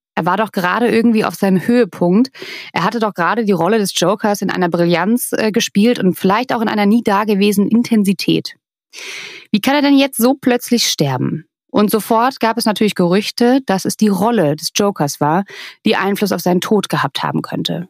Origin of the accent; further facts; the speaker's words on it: Germany; Bei uns in Deutschland